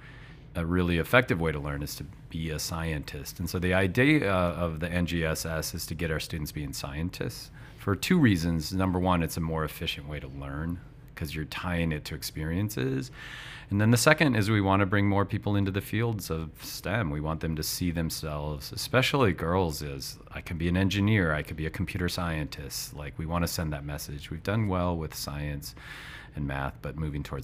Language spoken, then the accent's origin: English; Montana, United States; I'm from Montana in the States, and I was a teacher for 20 years.